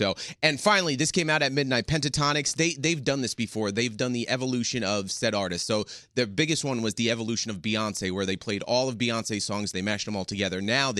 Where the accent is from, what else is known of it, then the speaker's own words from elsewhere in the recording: New York City, New York, United States; my hometown of Staten Island.